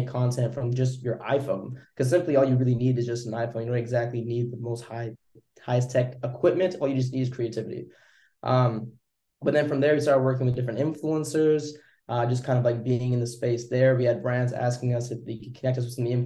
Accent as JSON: {"language": "English", "town": "Vancouver", "region": "British Columbia", "country": "Canada", "said": "I'm from Canada, Vancouver."}